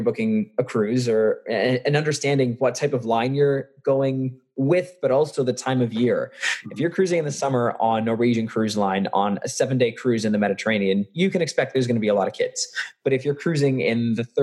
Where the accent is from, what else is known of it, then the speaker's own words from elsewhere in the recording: just outside of Toronto, Ontario, Canada; I actually went to school in just outside of Toronto in Canada. I'm Canadian, born here